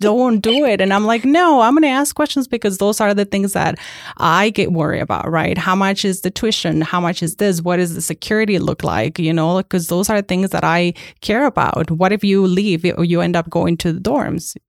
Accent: Mexico; English is a second language; moved away as an adult; now in United States; I was born and raised in Mexico until the age of eighteen

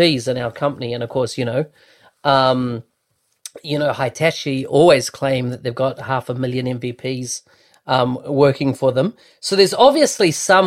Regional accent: New Zealand; born or raised there

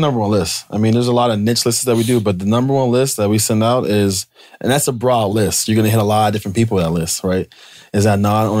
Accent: Pennsylvania, United States; also born or lived in Michigan; I'm from Pennsylvania. I have a lot of roots as far as family and friends in Harrisburg.

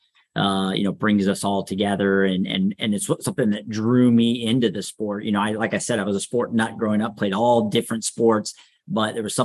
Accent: Sacramento, California, United States; definitely raised here in Sacramento. So local, really enjoyed growing up here. I grew up in the Arden Park area

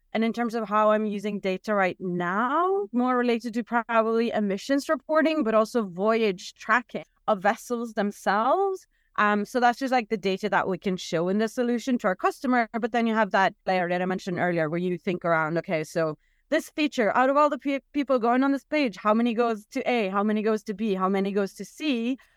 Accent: Norway; I'm from Norway

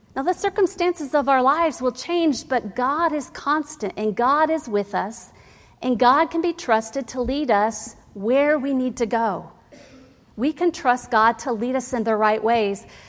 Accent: Ohio, United States; I grew up in Ohio

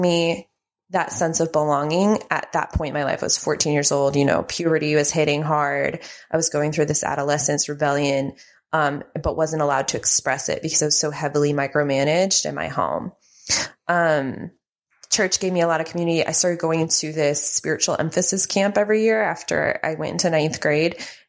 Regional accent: Mexico City, Mexico; moved away as an adult; now in United States; I grew up in Mexico City, Mexico.

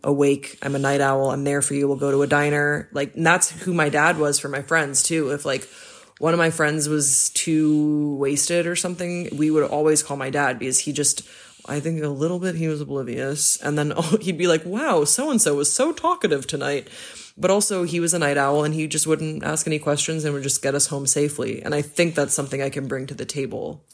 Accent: Belgium; moved away; I grew up in Belgium

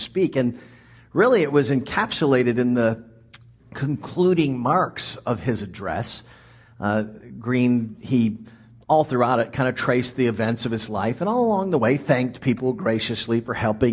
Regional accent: Washington, District of Columbia, United States; moved away; I grew up in the Washington, D.C. area

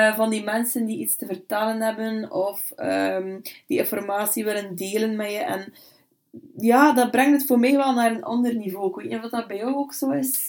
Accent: Bruges, Flanders, Belgium; also born or lived in Brussels; now in Ypres, Belgium; ik ben eigenlijk afkomstig uit Brugge

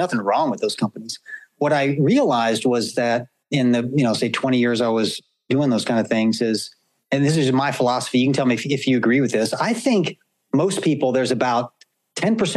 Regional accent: the South, United States; when I was a kid, Josh, growing up in the South

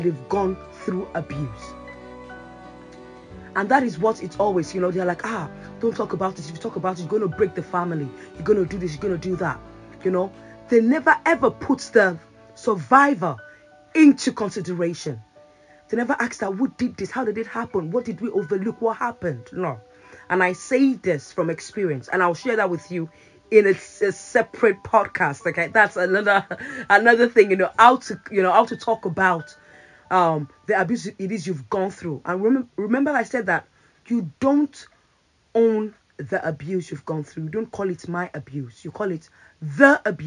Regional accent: Nigeria; now in United Kingdom; back then in Nigeria, I usually, you know, my English was good, not great, but it was good.

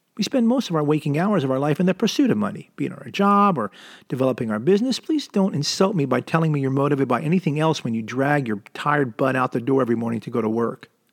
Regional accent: suburbs of Philadelphia, Jersey side, New Jersey, United States; also born or lived in Camden, New Jersey; now in Southern California, United States; I was born in Camden, New Jersey, and grew up in the suburbs of Philadelphia on the Jersey side of the Delaware River

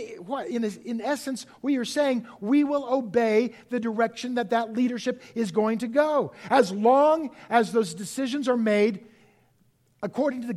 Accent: United States

